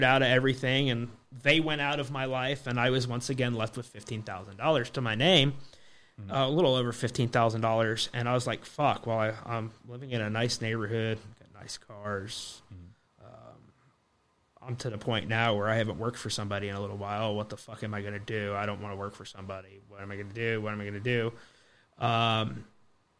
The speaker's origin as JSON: {"language": "English", "region": "Florida", "country": "United States", "tie": "born or raised there", "said": "I grew up in Florida"}